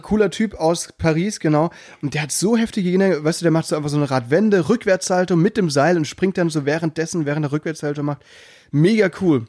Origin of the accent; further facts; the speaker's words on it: Müllheim, Baden-Württemberg, Germany; accent: Alemannic; bei uns ähm, in äh, Südbaden, in Müllheim, da redet man ja auch so ein bisschen alemannisch